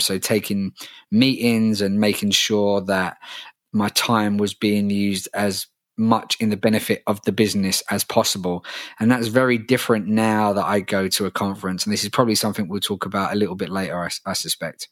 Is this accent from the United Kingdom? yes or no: yes; London, United Kingdom; It's in my hometown